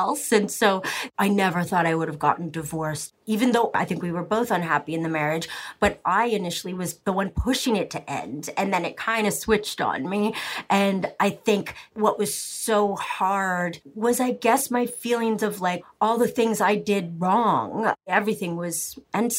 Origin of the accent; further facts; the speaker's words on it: Canada; I'm very Canadian, and I was raised that, like, the other person is more important than you, always